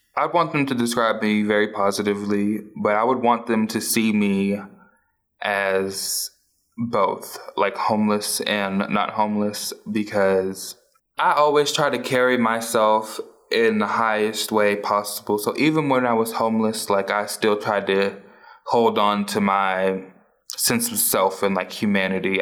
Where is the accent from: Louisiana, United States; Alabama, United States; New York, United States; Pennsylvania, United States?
Louisiana, United States; New Orleans; now in Tulsa, United States; I was born and raised in New Orleans, Louisiana